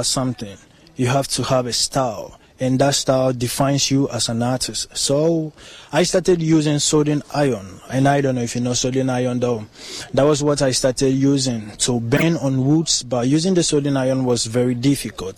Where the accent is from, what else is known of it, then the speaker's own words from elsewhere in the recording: Ghana; I'm from Ghana.